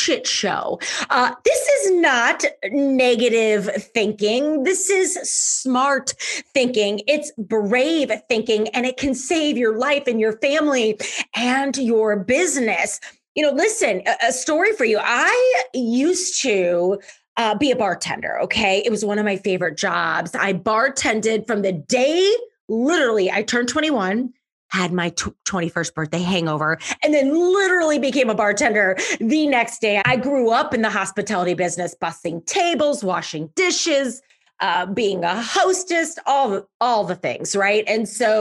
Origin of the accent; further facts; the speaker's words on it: St. Louis, Missouri, United States; I'm from St. Louis, so I bartended in downtown St. Louis